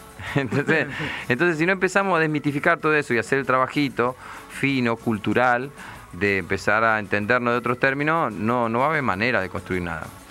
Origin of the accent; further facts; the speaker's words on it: Nueve de Julio, Buenos Aires Province, Argentina; now in Buenos Aires, Argentina; cuando yo era chico, eh, no había nada en Carlos Casares. El 9 de julio no había nada